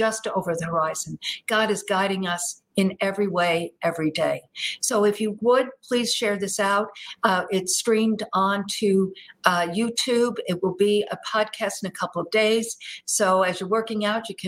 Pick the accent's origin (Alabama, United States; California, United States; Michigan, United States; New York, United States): New York, United States; New York area, United States; moved away as an adult; now in Texas, United States; a New York girl deep in the heart of Texas as a young gal, a young child, and then growing up in the New York area during the 60s and 70s